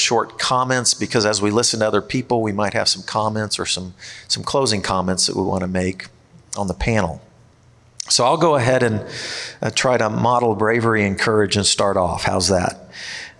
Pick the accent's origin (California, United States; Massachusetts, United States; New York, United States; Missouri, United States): Missouri, United States; Kansas City; also born or lived in East Coast; I grew up in the Kansas City area